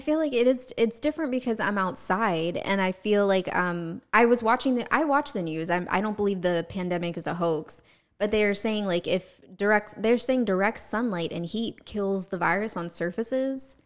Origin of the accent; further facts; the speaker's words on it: Georgia, United States; also born or lived in New York; now in Central Florida, United States; we had those in Georgia